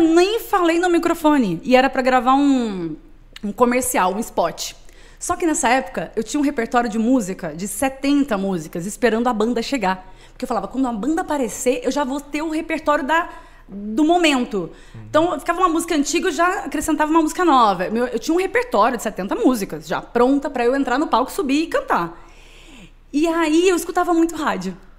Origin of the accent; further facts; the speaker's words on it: Minas Gerais, Brazil; moved away as an adult; now in São Paulo, Brazil; Sou mineira.